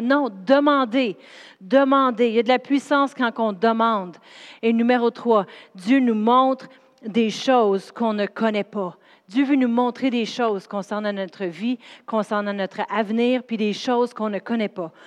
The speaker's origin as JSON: {"language": "French", "town": "Drummondville", "region": "Quebec", "country": "Canada", "also_born_or_lived": "Sherbrooke", "moved": "yes", "said": "je viens de Drummondville, c'est une ville où ce qui a rien"}